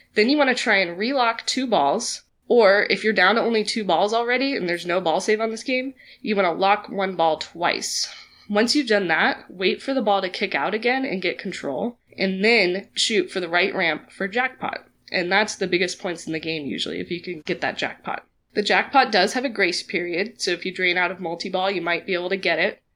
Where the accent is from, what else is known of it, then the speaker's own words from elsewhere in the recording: Kansas City, United States; I'm from Kansas City